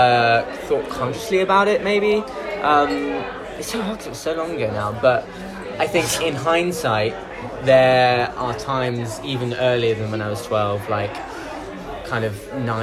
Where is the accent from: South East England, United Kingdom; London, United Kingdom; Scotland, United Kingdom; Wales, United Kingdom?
South East England, United Kingdom; High Wycombe; I'm 22, and I was born in High Wycombe in Buckinghamshire.